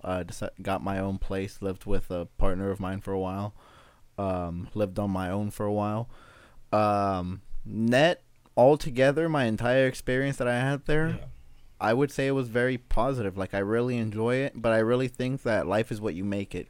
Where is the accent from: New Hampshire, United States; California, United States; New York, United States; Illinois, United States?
California, United States; Los Angeles; also born or lived in Sacramento; born and raised in South Central Los Angeles